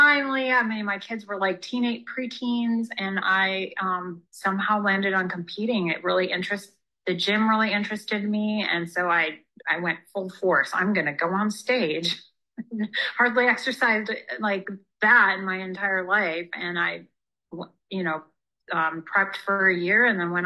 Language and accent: English; Upper Peninsula, Michigan, United States; moved away as an adult; now in California, United States; I'm from Michigan, Upper Peninsula, Michigan, so like literally the middle of nowhere